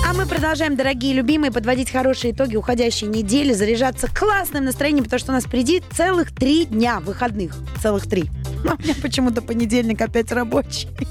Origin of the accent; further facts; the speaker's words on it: Saint Petersburg, Russia; я же из Санкт-Петербурга